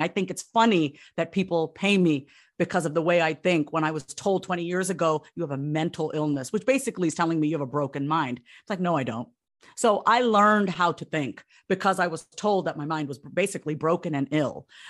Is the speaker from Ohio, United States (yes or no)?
no; Long Island, New York, United States; I grew up on Long Island, New York, uh, Long Island, Strong Island